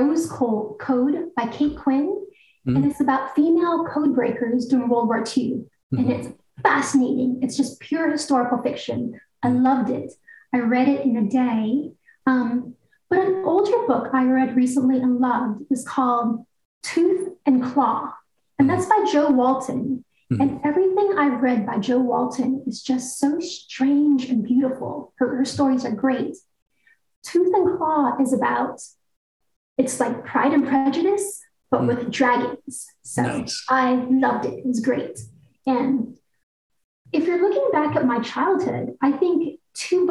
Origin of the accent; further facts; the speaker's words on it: Guam; moved away as an adult; also born or lived in Eugene, Oregon; I was on Guam when I was a week old and I left when I went to the University of Oregon.